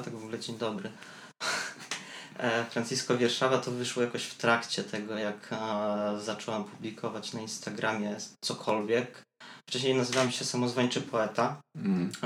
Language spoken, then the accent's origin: Polish; Biała Podlaska, Lublin Voivodeship, Poland; now in Warsaw, Poland; do Białej Podlaskiej, z której jestem